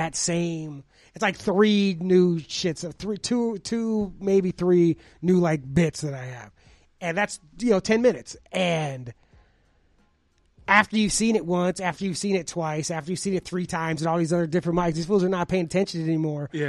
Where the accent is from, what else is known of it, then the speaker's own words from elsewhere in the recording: Los Angeles, California, United States; I'm from Los Angeles.